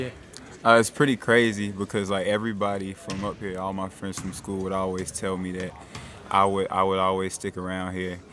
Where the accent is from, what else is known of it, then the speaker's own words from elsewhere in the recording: Shelby, United States; my hometown is Shelby.